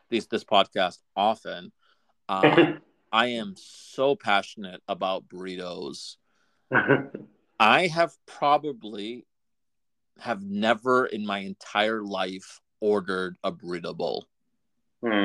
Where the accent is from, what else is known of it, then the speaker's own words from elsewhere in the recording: Massachusetts, United States; Growing up in Mass